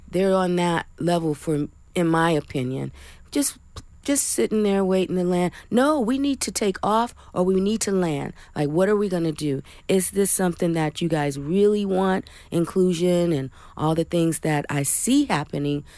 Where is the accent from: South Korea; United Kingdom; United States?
United States; Flint, Michigan; my hometown, Flint, Michigan